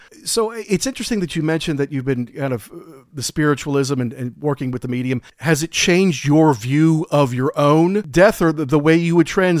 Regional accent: United States; also born or lived in London; we're American, obviously, me and Jackson. I lived in London for a while.

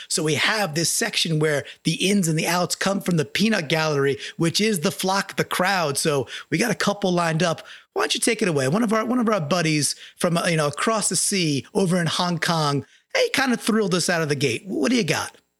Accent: Long Island, New York, United States; moved away; I'm from Long Island. I grew up surrounded by Jets fans.

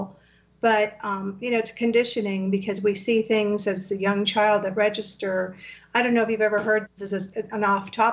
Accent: United States; first language Spanish; English is a second language; also born or lived in Havana, Cuba; I grew up here. I was here from the time I was an infant

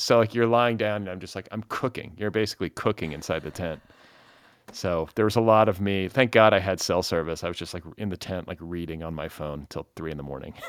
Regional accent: Midwest, United States; moved away as an adult; also born or lived in Indiana / Wisconsin; now in California, United States; I'm from the Midwest originally, but have lived here for like twenty-some-odd years now

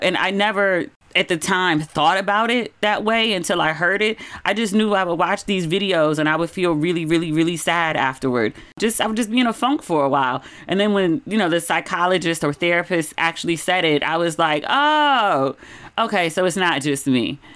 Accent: United States; moved away as an adult; also born or lived in Los Angeles / Ghana; I'm from America

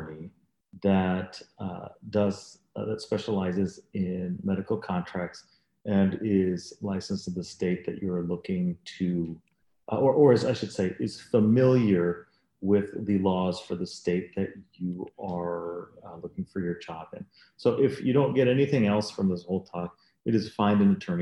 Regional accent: Dallas, Texas, United States; moved away as an adult; now in Chicago, United States; I'm not from Chicago, I'm from Dallas, Texas

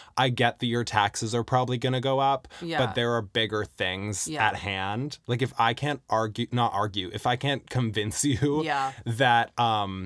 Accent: Canada; also born or lived in British Columbia; as a Canadian

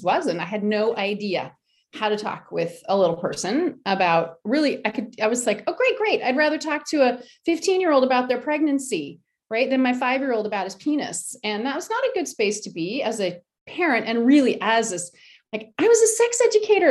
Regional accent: United States; I'm American

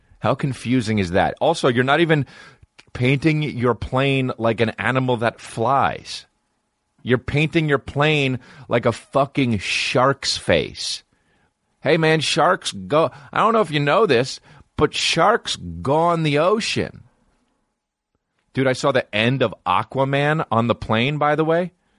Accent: Canada; As a Canadian, but Edmonton, it might as well be fucking America.

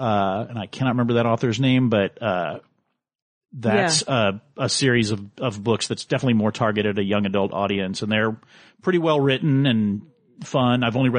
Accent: Houston, Texas, United States; moved away; I was born and raised in Houston.

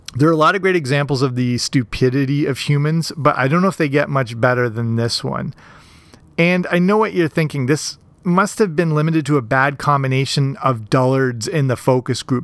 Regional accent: Canada; here in my home country, Canada

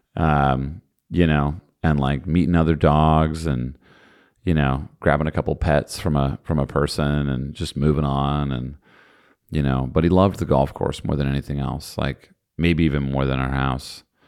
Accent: New Jersey, United States; I'm from New Jersey

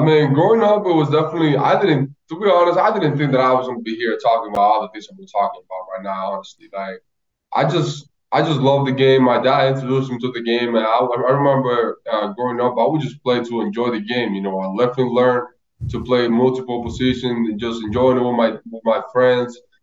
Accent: Loma de Cabrera, Dajabón, Dominican Republic; moved away; to go to Loma de Cabrera, and just to see how many people were out there. It was like my whole hometown.

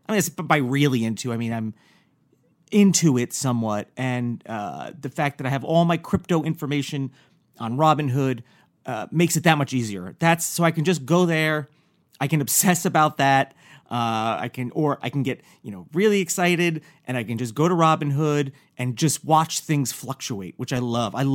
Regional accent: New York, United States; I'm also from New York

